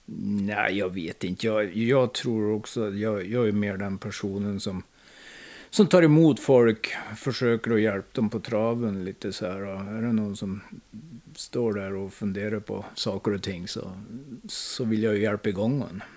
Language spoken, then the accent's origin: Swedish; Hagfors, Värmland, Sweden; Jag är född i Hagfors